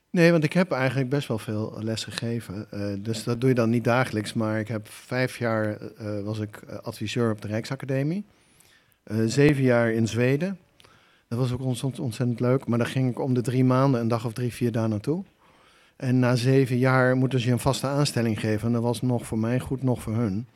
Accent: Achterhoek, Gelderland, Netherlands; also born or lived in Nijmegen; getogen in de Achterhoek

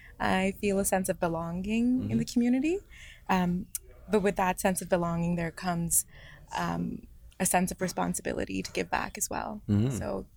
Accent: New Delhi, Delhi, India; moved away as an adult; also born or lived in Toronto, Canada; now in London, Canada; I grew up in New Delhi, India, and I moved here when I was 18.

